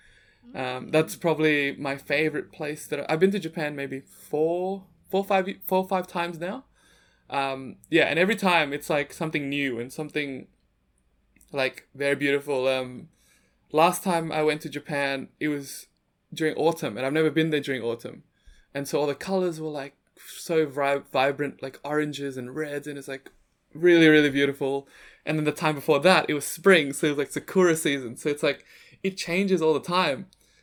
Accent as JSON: {"language": "English", "region": "Jakarta", "country": "Indonesia", "said": "Like, I thought, because I'm from Jakarta, I thought Bangkok would be like Jakarta."}